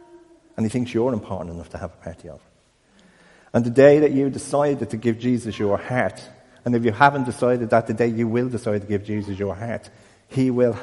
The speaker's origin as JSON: {"language": "English", "country": "Ireland", "said": "I'm Irish"}